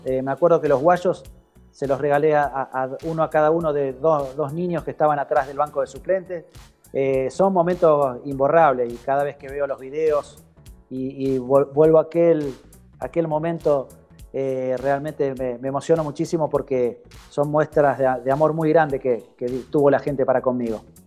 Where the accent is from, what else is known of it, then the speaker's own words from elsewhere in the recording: San José de la Esquina, Santa Fe, Argentina; moved away as an adult; also born or lived in Colombia / Chile / Venezuela; el equipo de mi pueblo